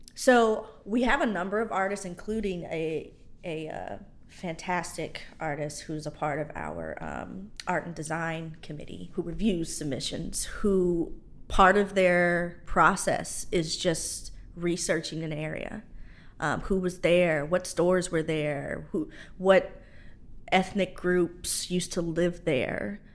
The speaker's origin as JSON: {"language": "English", "region": "Indiana", "country": "United States", "also_born_or_lived": "Georgia", "moved": "yes", "lives_now": "Louisiana, United States", "said": "I'm from Indiana"}